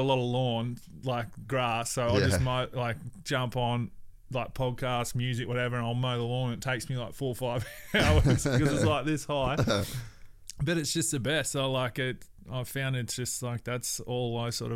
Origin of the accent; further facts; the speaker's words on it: Cairns, Queensland, Australia; moved away; also born or lived in Brisbane / Gold Coast / Adelaide / West Wyalong; I'm from Cairns